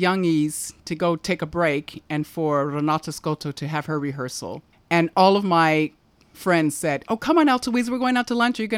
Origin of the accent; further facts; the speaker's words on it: Altadena, California, United States; moved away as an adult; now in Port Douglas, Australia; I'm from Altadena, California